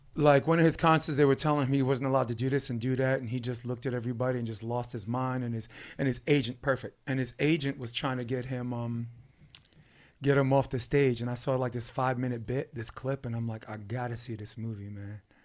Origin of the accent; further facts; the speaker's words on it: New York City, New York, United States; I grew up in Brooklyn